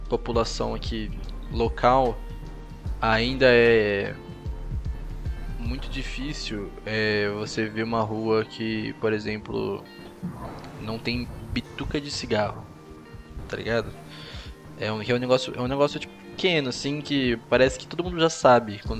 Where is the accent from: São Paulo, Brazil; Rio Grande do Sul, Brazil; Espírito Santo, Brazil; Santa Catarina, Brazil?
Santa Catarina, Brazil; Florianópolis; eu sou de Florianópolis e tal, sou do sul, né?